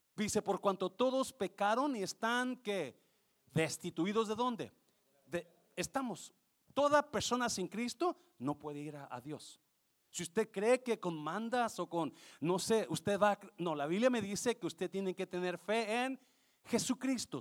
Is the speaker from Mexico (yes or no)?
yes; Nayarit, Mexico; moved away; ahí en ese pueblo donde yo soy